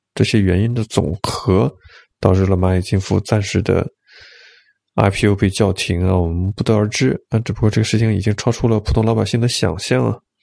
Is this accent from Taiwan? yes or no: no; Jiangsu, China; 因为我是江苏人嘛